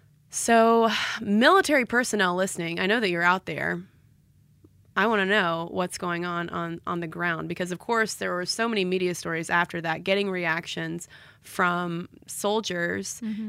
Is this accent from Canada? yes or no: yes; Quebec, Canada; first language French; English is a second language; I'm a French-speaking Quebecer with a lot of French exposure, especially when I was a kid.